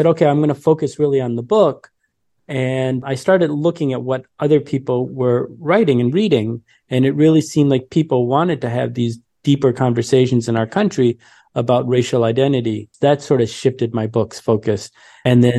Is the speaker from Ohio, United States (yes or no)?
no; Detroit, Michigan, United States; I grew up in Detroit during the 80s